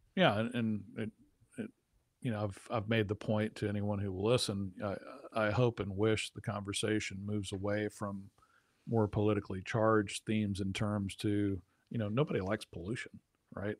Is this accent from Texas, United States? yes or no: yes; South Texas, United States; growing up in South Texas